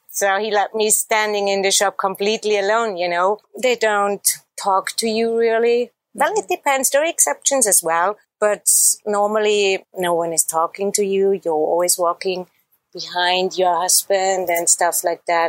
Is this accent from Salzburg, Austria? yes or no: yes; Salzburg, Austria; I was born and raised in Salzburg in Austria